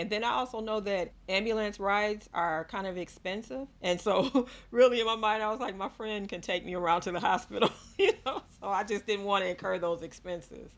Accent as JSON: {"language": "English", "region": "Ohio", "country": "United States", "also_born_or_lived": "Georgia", "moved": "yes", "lives_now": "Fairburn, United States", "said": "I am originally from Ohio, but I moved to Georgia in 1985"}